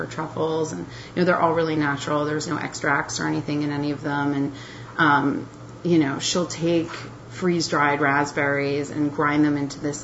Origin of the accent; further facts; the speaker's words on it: New Mexico, United States; I was born in New Mexico.